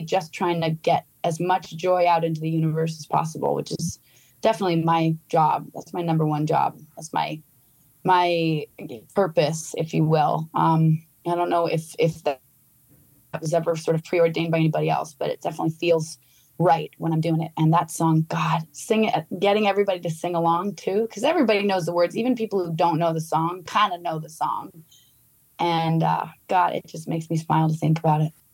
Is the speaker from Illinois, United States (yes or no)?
no; Vermont, United States; I grew up in Vermont